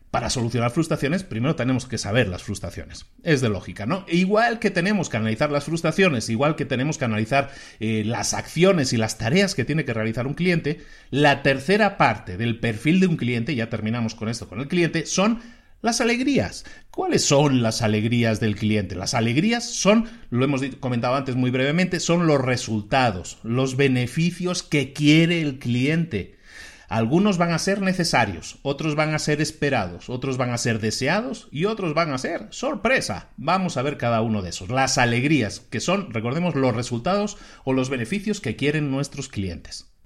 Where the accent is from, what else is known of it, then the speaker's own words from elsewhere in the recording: Galicia, Spain; Yo ahora voy lo menos posible a Zara, porque aunque me gusta mucho, aunque es de mi tierra y todo eso